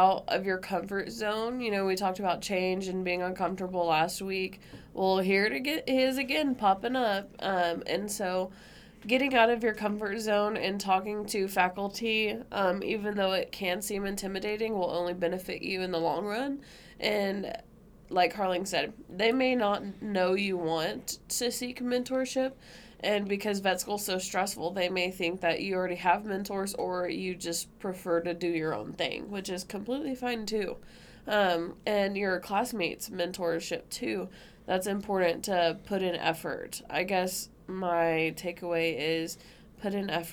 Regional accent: hometown about 2.5-3 hours from Austin, Texas, United States; moved away; we only live 3 hours from Austin, or 2.5 hours from Austin, like in my hometown

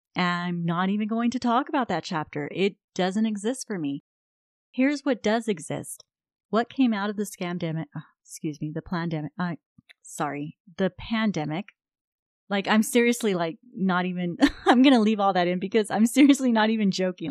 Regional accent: United States; I'm an American

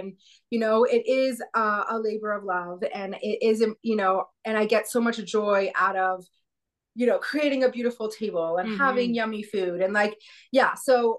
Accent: San Antonio, Texas, United States; now in Bozeman, United States; I grew up in San Antonio, Texas.

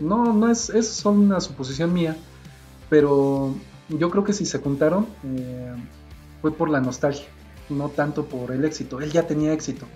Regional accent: Mexico; como yo soy de México

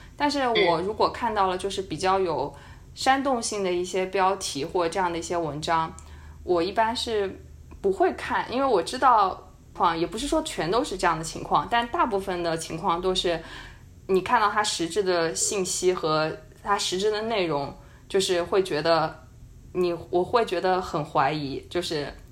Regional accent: China; 我是一个中国人

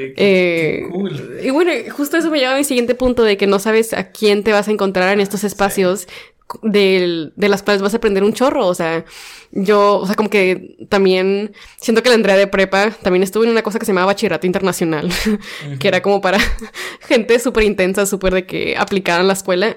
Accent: Mexico; como mujeres y como personas mexicanas nos limitamos

